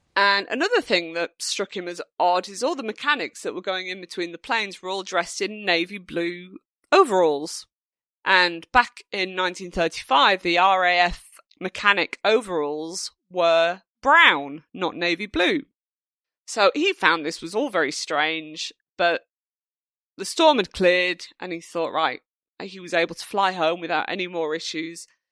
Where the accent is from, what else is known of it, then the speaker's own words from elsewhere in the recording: United Kingdom; being British